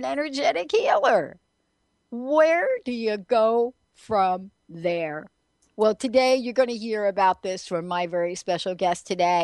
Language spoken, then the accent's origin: English; New Jersey, United States; moved away as an adult; now in Seattle, United States; I'm also from New Jersey